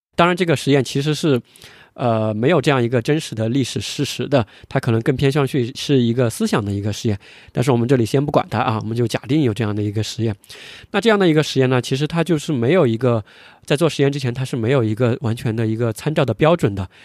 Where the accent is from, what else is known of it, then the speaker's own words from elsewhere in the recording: China; 我们是中国人